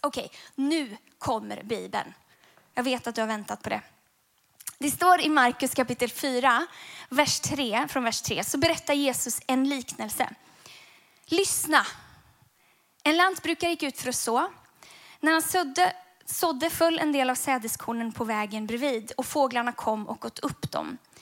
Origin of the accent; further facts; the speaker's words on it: Gothenburg, Västra Götaland, Sweden; när jag växte upp så växte jag upp i den vackra staden Göteborg